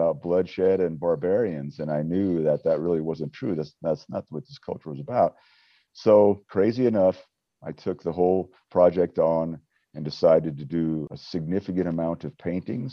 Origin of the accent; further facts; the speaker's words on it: Wyoming, United States; growing up in Wyoming, of course, the Western history was very instrumental in my life growing up